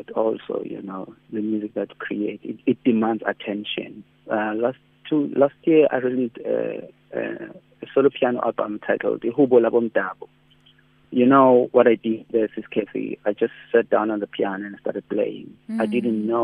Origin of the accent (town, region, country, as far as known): South Africa